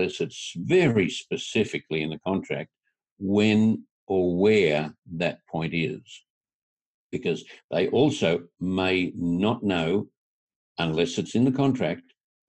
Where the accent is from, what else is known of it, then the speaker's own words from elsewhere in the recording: tropical North Queensland, Australia; I'm from tropical North Queensland in Australia.